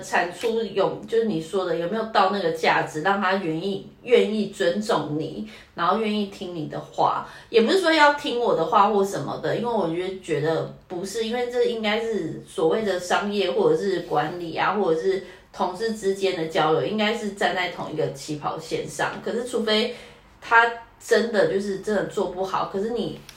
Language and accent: Chinese; Taiwan; 我们台湾人